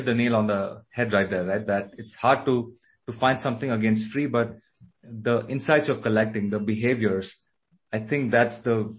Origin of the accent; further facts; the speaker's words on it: India; Like I'm from India, so I have, let's say, a preference for strong spices